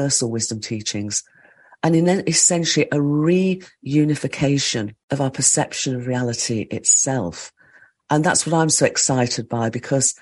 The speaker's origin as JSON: {"language": "English", "region": "the Midlands of England", "country": "United Kingdom", "tie": "born or raised there", "said": "I grew up in the Midlands of England, in an industrial part of England."}